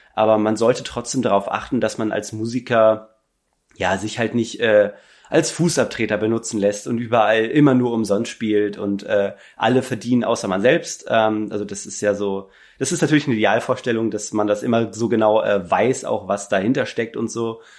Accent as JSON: {"language": "German", "region": "Hamburg and surroundings", "country": "Germany", "said": "wir kommen so aus Hamburg und Umgebung"}